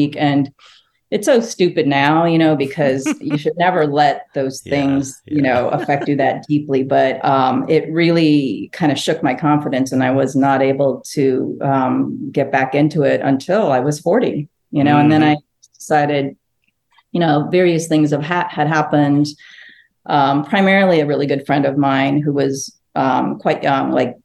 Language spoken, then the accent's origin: English; Los Angeles, California, United States; English is a second language; also born or lived in Phnom Penh, Cambodia / Seoul, South Korea; now in New Orleans, United States; growing up